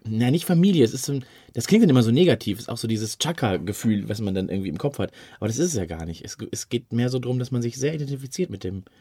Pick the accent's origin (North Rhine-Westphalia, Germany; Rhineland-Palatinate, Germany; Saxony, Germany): North Rhine-Westphalia, Germany; Dortmund; Ich bin aus Dortmund